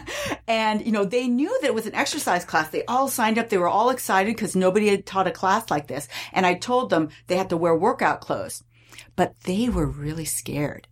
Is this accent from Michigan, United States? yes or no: no; California, United States; I grew up in California